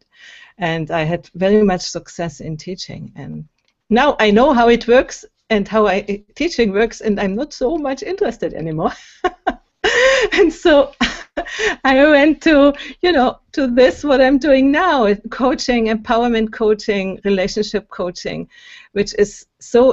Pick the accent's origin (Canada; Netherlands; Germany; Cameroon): Germany; moved away as an adult; also born or lived in Berlin, Germany; now in Italy; I'm from Germany, and I grew up in Germany and went to university in Berlin